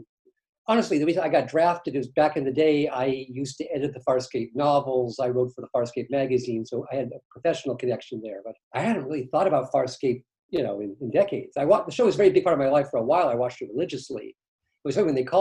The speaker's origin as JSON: {"language": "English", "town": "Seattle", "region": "Washington", "country": "United States", "tie": "born or raised there", "also_born_or_lived": "New York", "moved": "yes", "said": "I actually was born and raised in Seattle"}